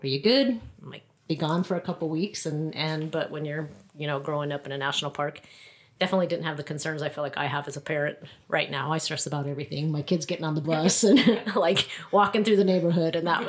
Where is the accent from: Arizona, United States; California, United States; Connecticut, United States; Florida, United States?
Arizona, United States; Grand Canyon; moved away; we were raised, I was raised at the Grand Canyon primarily.